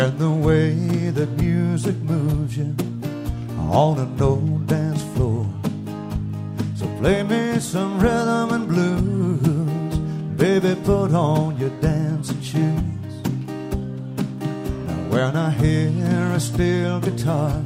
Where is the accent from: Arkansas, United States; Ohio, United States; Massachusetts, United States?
Arkansas, United States; moved away as an adult; I'm from Arkansas originally.